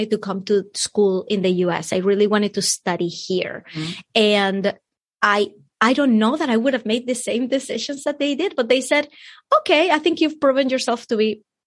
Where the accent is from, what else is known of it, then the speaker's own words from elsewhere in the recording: Venezuela; moved away; I'm from Venezuela